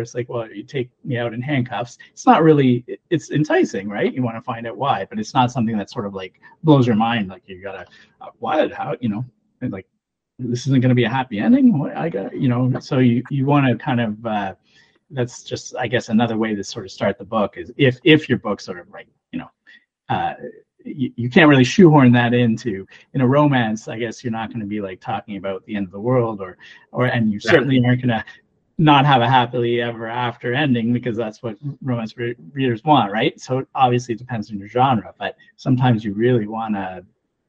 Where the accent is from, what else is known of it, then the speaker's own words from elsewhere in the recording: Canada; also born or lived in Ontario; as a Canadian